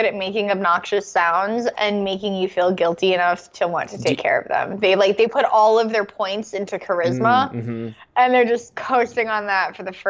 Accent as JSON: {"language": "English", "country": "Canada", "said": "I'm Canadian."}